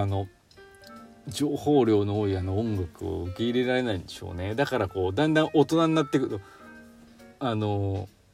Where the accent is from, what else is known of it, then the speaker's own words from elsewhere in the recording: Chita Peninsula, Aichi, Japan; now in Gifu, Japan; 愛知県出身なんでね知多半島のあっちの方がねやっぱり海沿いっていうかなんか海近い